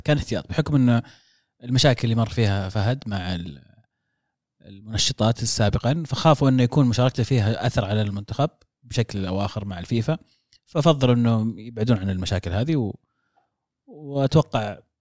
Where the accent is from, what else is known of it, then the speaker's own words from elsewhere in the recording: Saudi Arabia; عندنا في السعوديه